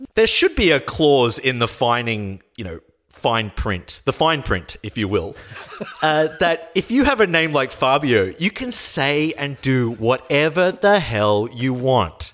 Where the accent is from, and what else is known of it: Australia